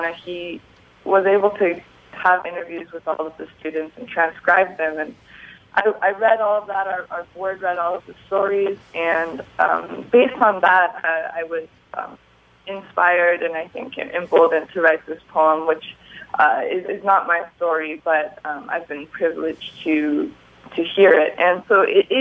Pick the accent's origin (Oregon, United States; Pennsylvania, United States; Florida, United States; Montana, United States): Oregon, United States; Bend; I'm from Bend, Oregon